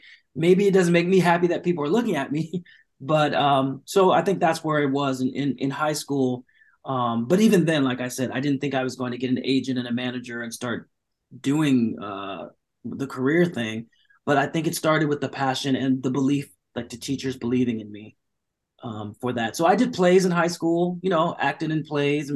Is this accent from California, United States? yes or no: yes; Orange County, California, United States; born or raised there; also born or lived in Long Beach, California; now in Los Angeles, United States